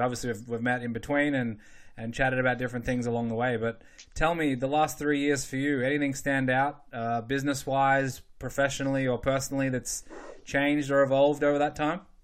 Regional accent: Australia; moved away; growing up in Australia

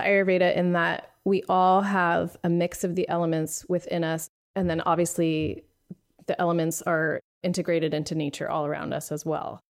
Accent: Pennsylvania, United States; moved away as an adult; now in San Francisco, United States; I moved here 20 years ago, but I grew up on the East Coast where in Pennsylvania

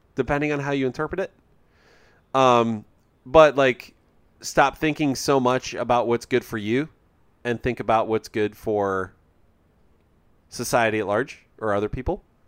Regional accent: United States; I'm an American

